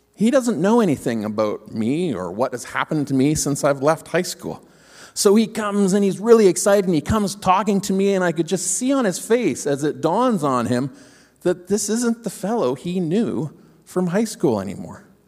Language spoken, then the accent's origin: English; Ontario, Canada; moved away; we grew up in Ontario